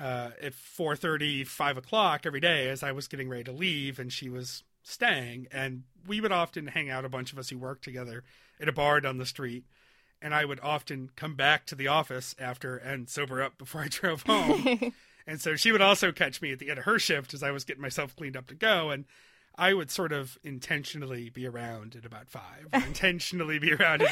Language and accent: English; United States; I was born in the United States